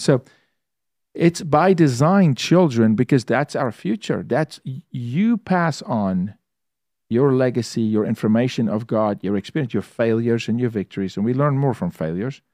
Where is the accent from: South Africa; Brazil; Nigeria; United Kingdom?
South Africa; moved away as an adult; also born or lived in Toronto, Canada; now in United States; I'm from South Africa. I lived through apartheid